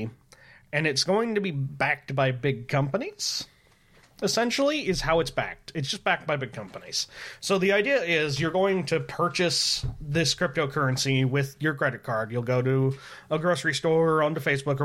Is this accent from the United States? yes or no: yes; United States; I'm American